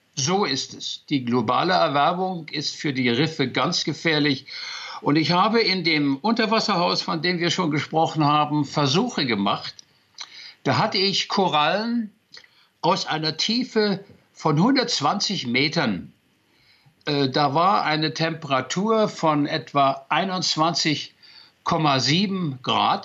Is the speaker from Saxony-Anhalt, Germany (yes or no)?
yes; near Magdeburg, Saxony-Anhalt, Germany; moved away; ich bin mal aus der DDR geflüchtet